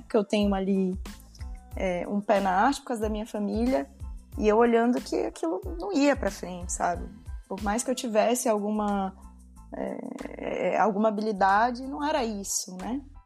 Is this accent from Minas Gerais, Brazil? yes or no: no; São Luís, Maranhão, Brazil; moved away as an adult; also born or lived in São Paulo, Brazil / Rio Grande do Sul, Brazil; now in Porto, Portugal; Eu sou de São Luís do Maranhão, mas me mudei para São Paulo